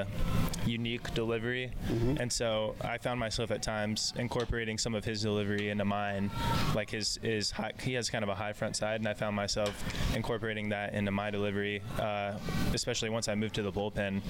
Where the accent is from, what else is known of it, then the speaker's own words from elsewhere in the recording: Fresno, California, United States; he actually played in my hometown and for the Fresno Grizzlies